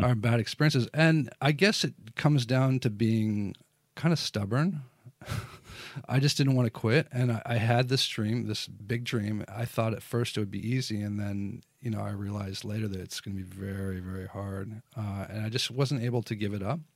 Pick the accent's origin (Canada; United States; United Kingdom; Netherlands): United States; Lincoln, Nebraska; moved away as an adult; also born or lived in Taiwan; now in Shanghai, China; I grew up in Lincoln, Nebraska